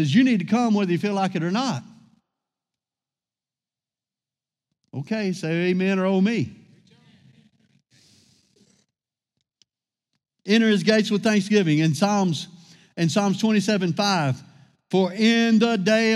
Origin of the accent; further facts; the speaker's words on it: Louisiana, United States; I grew up in Louisiana